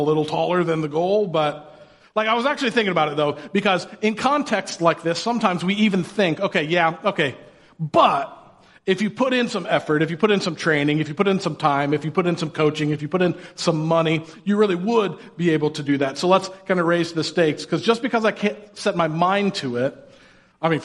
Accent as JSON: {"language": "English", "region": "Indiana", "country": "United States", "tie": "born or raised there", "said": "I grew up in Indiana"}